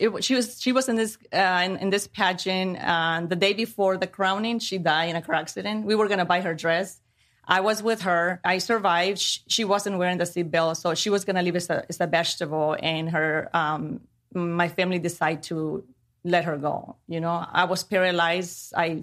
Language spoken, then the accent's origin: English; Mexico; also born or lived in Chicago, United States; I was born in Chicago, but then my parents sent me to Mexico. And I grew up with my grandparents